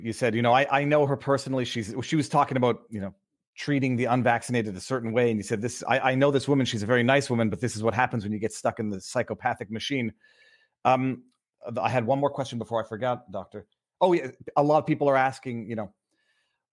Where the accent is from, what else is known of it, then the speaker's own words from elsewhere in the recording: Canada; now in United States; I'm from Canada, living in the States now